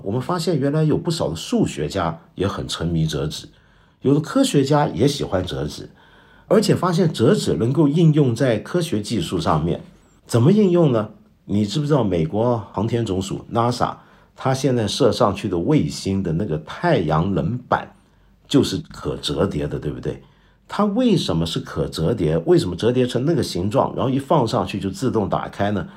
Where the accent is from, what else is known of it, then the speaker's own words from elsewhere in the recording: China; 我们中国人爱喝热饮